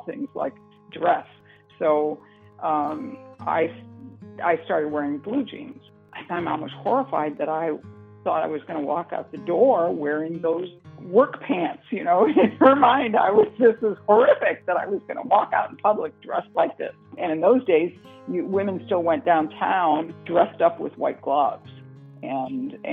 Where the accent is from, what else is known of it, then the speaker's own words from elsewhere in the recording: Hamtramck, Michigan, United States; also born or lived in Detroit, Michigan; I was born in Detroit, Michigan, actually, and I lived in a town called Hamtramck, Michigan, which is a small town surrounded by the city